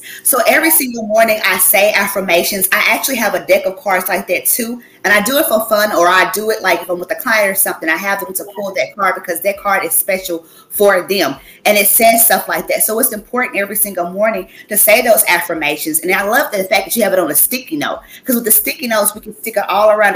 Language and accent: English; Clinton, Kentucky, United States; moved away as an adult; now in Massachusetts, United States; It's called Clinton, Kentucky.